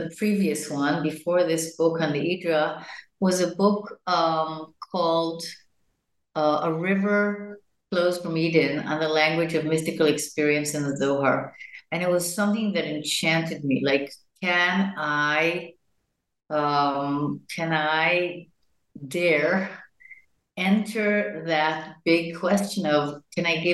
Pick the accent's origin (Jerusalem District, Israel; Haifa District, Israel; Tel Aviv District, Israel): Jerusalem District, Israel; Jerusalem; I was born in Jerusalem to parents that came from the United States in the 40s, to Palestine, to then Palestine as Zionists. And I grew up in a very non-Orthodox